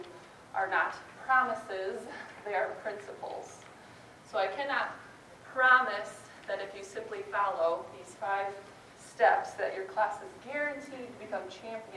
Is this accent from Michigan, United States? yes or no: yes; Grand Rapids, Michigan, United States; moved away as an adult; also born or lived in Sioux Center, Iowa / Guatemala / Chicago suburbs, Illinois; now in Milwaukee, United States; I'm originally from Grand Rapids, Michigan